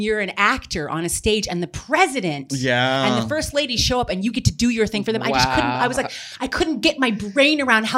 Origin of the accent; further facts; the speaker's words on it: Texas, United States; We're from Texas.